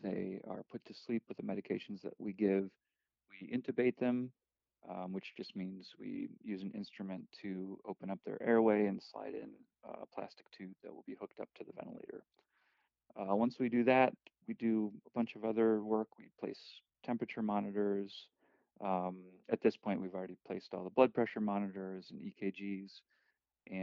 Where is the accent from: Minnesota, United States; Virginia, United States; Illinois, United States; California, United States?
Illinois, United States; Chicago; I am from Chicago